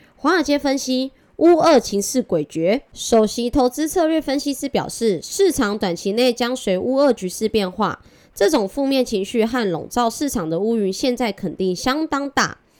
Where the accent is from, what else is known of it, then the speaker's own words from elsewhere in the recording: Taipei, Taiwan; also born or lived in Changhua; 我虽然是彰化人，但是我从小在台北长大